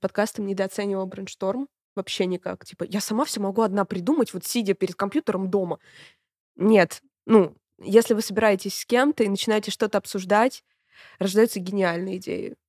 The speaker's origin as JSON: {"language": "Russian", "town": "Voronezh", "region": "Voronezh Oblast", "country": "Russia", "said": "мы очень гордимся тем, что мы из Воронежа"}